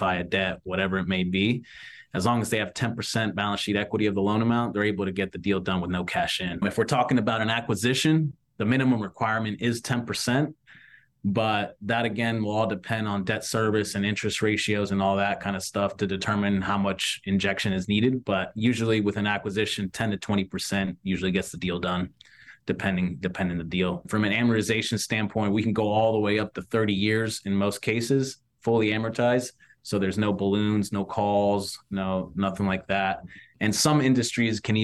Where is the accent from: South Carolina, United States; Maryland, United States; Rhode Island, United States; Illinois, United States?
Maryland, United States; Washington, D.C. area; moved away as an adult; also born or lived in Westminster, Maryland / Jacksonville, Florida; now in Ponte Vedra, United States; I'm originally from the Washington, D.C. area. That's where I grew up, out in Maryland